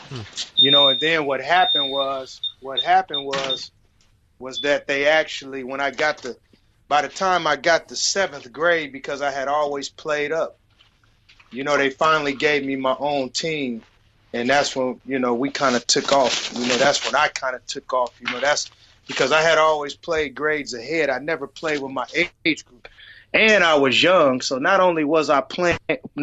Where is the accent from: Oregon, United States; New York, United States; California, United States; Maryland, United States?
Oregon, United States; Portland; moved away as an adult; also born or lived in Arizona; Portland, Oregon, my hometown